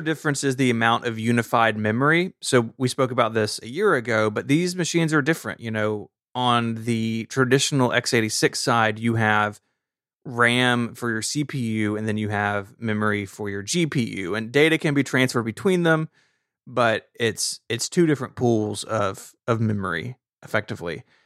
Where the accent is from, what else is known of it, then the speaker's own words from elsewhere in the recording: Tennessee, United States; I'm from Tennessee